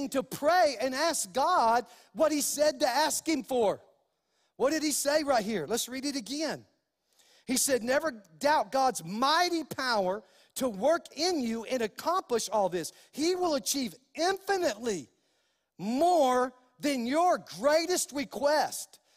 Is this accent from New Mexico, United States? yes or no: yes; New Mexico, United States; also born or lived in California; And so, even though I was born in Cali, I, I claim New Mexico as my home. And so, because this is where I've lived most of my life